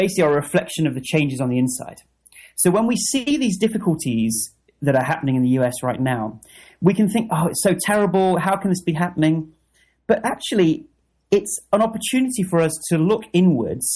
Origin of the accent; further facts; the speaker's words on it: United Kingdom; as a Brit